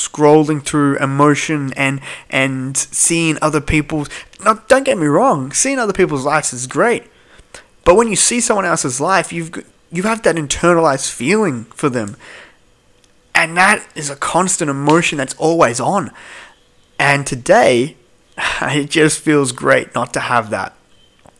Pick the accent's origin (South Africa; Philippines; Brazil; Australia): Australia; Melbourne, Victoria; I'm from Melbourne